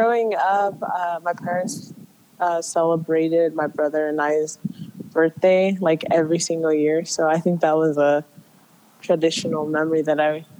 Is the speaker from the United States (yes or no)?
yes; San Jose, California, United States; I was born here in California.